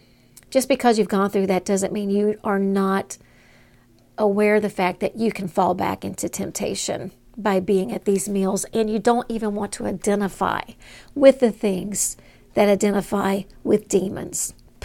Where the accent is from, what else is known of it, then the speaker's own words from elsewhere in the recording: Southern United States, United States; I grew up in Southern part of the United States, an independent, fundamental, Bible-believing South